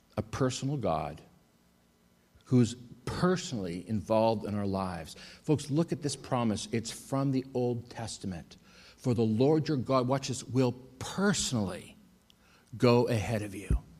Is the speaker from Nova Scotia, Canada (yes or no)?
no; Winnipeg, Manitoba, Canada; also born or lived in Athens, Greece / Thessaloniki, Greece; I was in Athens for a year and then I went home to Winnipeg